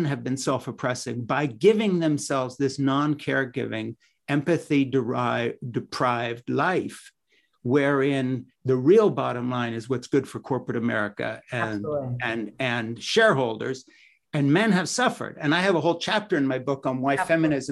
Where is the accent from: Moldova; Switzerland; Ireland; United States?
Switzerland; moved away; the village I grew up in Switzerland